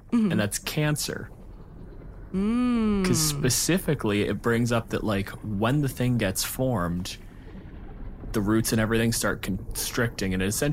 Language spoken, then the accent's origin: English; Canada; I'm a physicist from Canada.